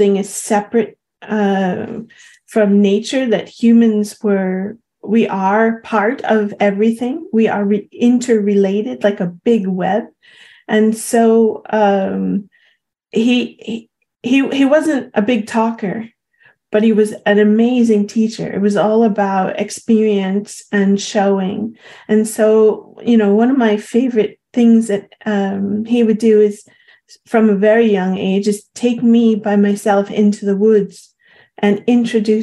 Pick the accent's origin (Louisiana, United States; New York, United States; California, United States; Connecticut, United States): New York, United States; Long Island; growing up on Long Island